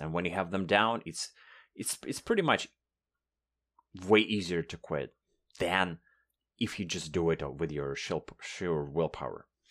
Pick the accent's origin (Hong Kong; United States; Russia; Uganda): Russia; first language Russian; English is a second language; moved away as an adult; now in Toronto, Canada; I've been lucky to move from Russia to Canada four years ago.